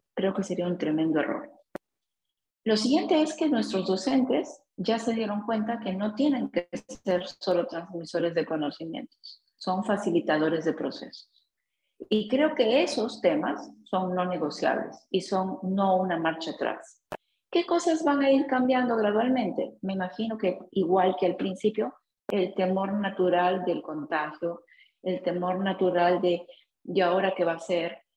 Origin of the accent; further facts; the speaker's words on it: Peru; nosotros como peruanos